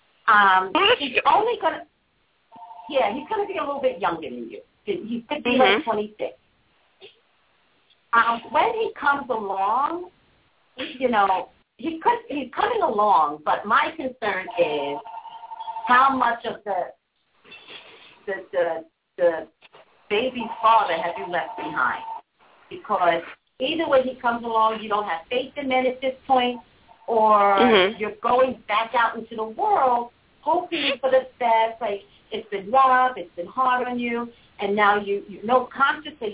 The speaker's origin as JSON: {"language": "English", "region": "New York", "country": "United States", "said": "I'm from New York"}